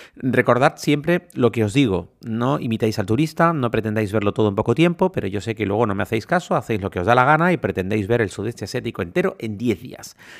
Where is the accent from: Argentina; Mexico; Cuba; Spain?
Spain; Canary Islands; soy canario